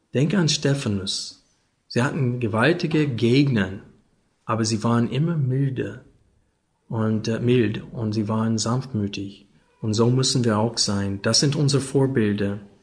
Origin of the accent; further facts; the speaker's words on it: Arkansas, United States; German is a second language; moved away; Ich bin aufgewachsen in Arkansas, neben Texas und in diese Bible Belt.